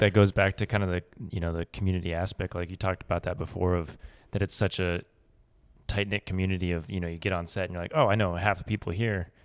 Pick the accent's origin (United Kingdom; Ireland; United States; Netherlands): United States; Boulder, Colorado; now in Austin, United States; I grew up in Colorado